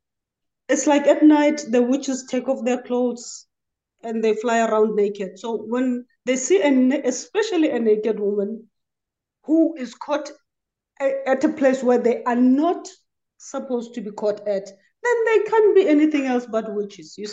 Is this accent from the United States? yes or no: no; South Africa; I'm from South Africa.